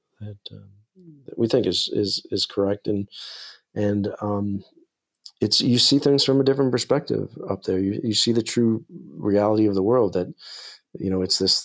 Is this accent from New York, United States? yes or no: yes; New York, United States; growing up in New York